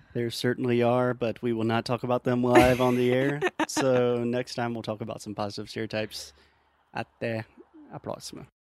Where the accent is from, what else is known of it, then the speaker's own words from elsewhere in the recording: the South, United States; I'm from the South.